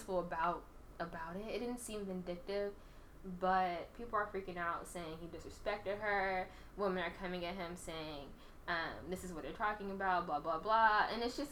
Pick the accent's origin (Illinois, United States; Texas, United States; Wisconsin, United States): Texas, United States; Houston; I grew up in Houston